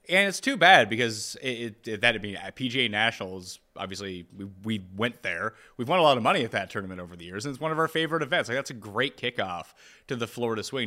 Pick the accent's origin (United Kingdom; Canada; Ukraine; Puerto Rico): Canada; we are Canadian